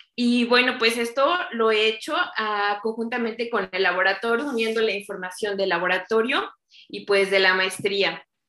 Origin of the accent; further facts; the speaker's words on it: Chignahuapan, Puebla, Mexico; soy originaria de Chignahuapan, Puebla, el lugar donde se hacen las esferas